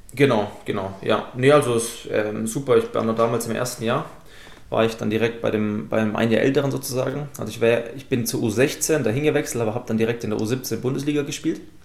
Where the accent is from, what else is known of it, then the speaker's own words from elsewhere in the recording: Esslingen, Baden-Württemberg, Germany; ich komme aus Esslingen